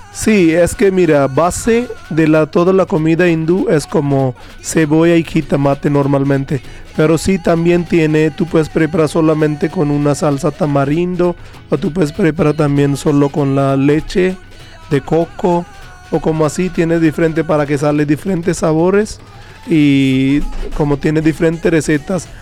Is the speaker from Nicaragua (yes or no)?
no; Jind, Haryana, India; Spanish is a second language; moved away as an adult; Yo nací, yo nací en India, en un estado que se llama Haryana, y mi ciudad nombre es Jind